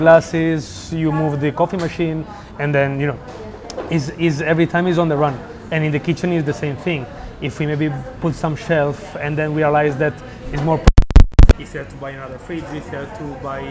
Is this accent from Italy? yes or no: yes; Milan, Lombardy, Italy; moved away as an adult; now in Barcelona, Spain; I'm from Milan